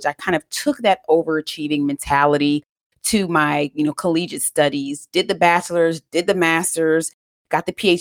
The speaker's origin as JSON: {"language": "English", "country": "United States", "tie": "born or raised there", "said": "I grew up actually right outside of Washington, D.C. in a single parent household, and I am Jamaican"}